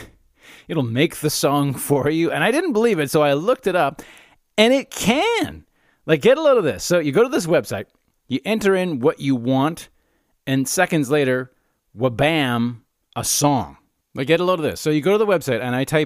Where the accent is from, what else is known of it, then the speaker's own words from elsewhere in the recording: Calgary, Alberta, Canada; I grew up in Calgary